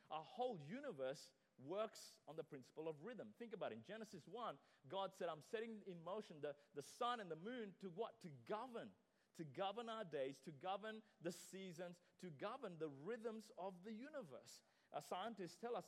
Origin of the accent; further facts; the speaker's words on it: Sri Lanka; I remember growing up in Sri Lanka